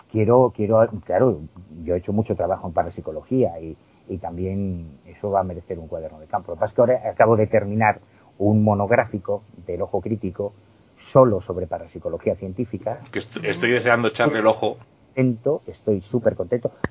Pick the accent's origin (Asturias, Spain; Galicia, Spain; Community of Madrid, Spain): Galicia, Spain; A Coruña; born there; Si me preguntas dónde naciste, toda la vida te voy a decir que en La Coruña.